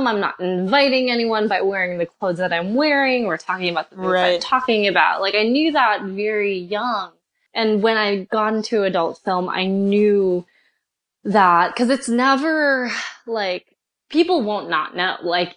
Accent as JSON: {"language": "English", "region": "New York", "country": "United States", "moved": "yes", "lives_now": "California, United States", "said": "I'm originally from New York."}